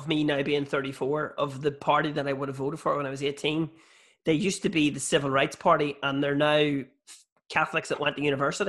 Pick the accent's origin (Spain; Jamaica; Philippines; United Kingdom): United Kingdom; Bessbrook, Northern Ireland; moved away as an adult; now in Belfast, United Kingdom; So I'm from Bessbrook, which was a mill town that was built by the Quakers, and it's pretty much 50-50 as well. But Bessbrook is right at the foot of where South Armagh starts, which is seen as a very Republican area from the Troubles